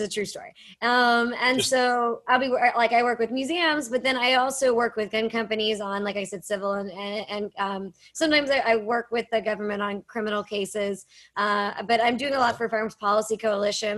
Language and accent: English; Pittsburgh, Pennsylvania, United States; I am from Pittsburgh, Pennsylvania, so people assume that I grew up around firearms